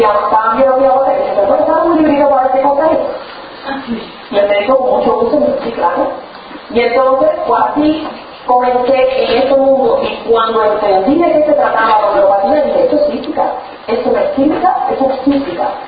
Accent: Cuba; moved away; a pesar o gracias a que estaba en Cuba en aquel tiempo, que soy cubana

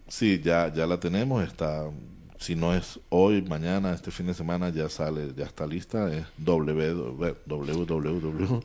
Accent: Valencia, Carabobo, Venezuela; moved away as an adult; now in Spain; miembro de un bufete muy conocido allá en mi ciudad, Valencia, que estamos muy cerca de Caracas, la capital

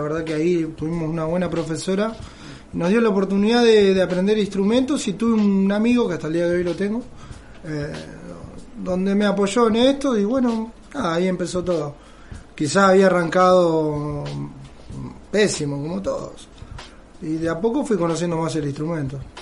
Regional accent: Benavídez, Buenos Aires Province, Argentina; moved away as an adult; now in Belén de Escobar, Argentina; Soy oriundo de Benavides y me junté y me casé acá en Escobar hace 10 años

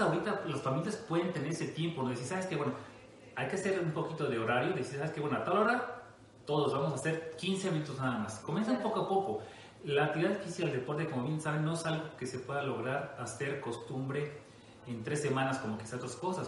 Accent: Costa Rica, Veracruz, Mexico; moved away; Yo soy eh, oriundo de Costa Rica, Veracruz, una pequeña ciudad allá en el norte de Veracruz

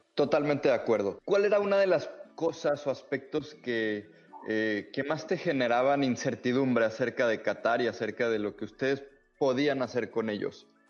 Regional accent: Mexico; a mí como mexicano

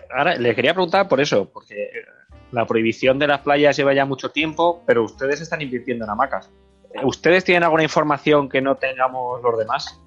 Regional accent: Zaragoza, Aragon, Spain; nosotros somos de Zaragoza

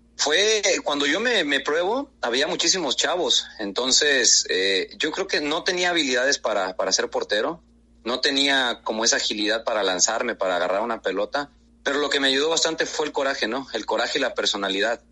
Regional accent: El Arenal, Jalisco, Mexico; moved away as an adult; also born or lived in Guadalajara, Jalisco; now in Guatemala; Tengo 30 años exactamente. Soy de un, me crié en un pueblo llamado El Arenal, Jalisco

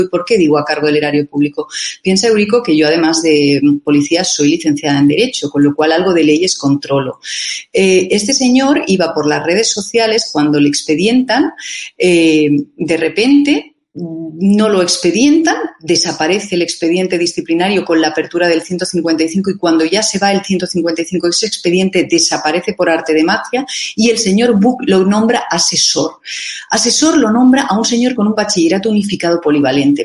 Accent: Catalonia, Spain; Nosotros aquí, los catalanes que vivimos en Cataluña y que somos eh, también españoles

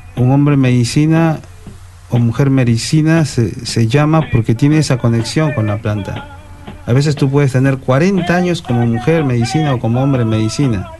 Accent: Peru; Yo mismo, siendo peruano

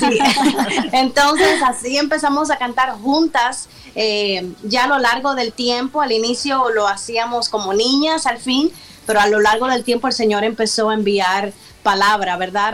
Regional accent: Cuba; moved away as an adult; now in United States; Somos de origen cubano, como tú lo mencionabas. Eh, 6 y 4 años en nuestra isla de Cuba.

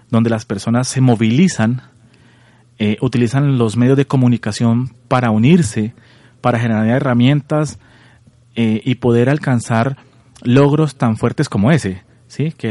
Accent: Colombia; Soy colombiano, igual que tú. Viví un tiempo en el exterior. Y bueno, ahora en esta hermosa tierra

